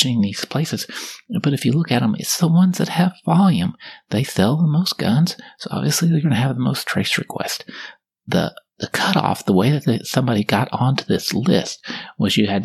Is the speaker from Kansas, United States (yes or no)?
yes; Kansas, United States; now in Texas, United States; I'm from Kansas, and apparently I grew up there.